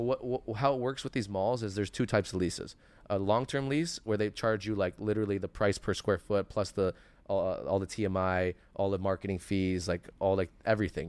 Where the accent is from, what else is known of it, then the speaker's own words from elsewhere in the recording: Toronto, Ontario, Canada; also born or lived in Richmond Hill, Ontario; I grew up in Etobicoke, so Sherway was my mall.